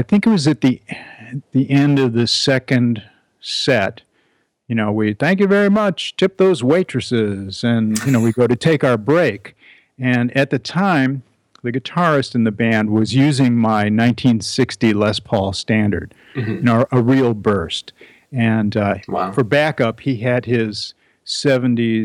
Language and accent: English; Chicago, Illinois, United States; also born or lived in Evanston, Illinois; now in Northwest Connecticut, United States; I'm a Chicago boy, so I grew up there